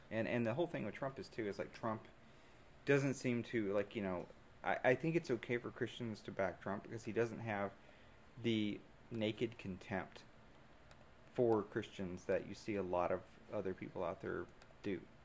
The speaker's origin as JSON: {"language": "English", "region": "Deep South", "country": "United States", "said": "being from the from the deep south, you know, it's it's a very evangelical place, and even though I was raised and confirmed in Methodism"}